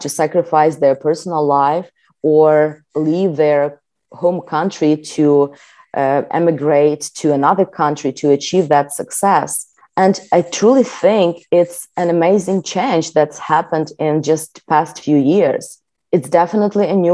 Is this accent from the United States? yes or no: no; Ukraine; Growing up in Ukraine and starting my career in tech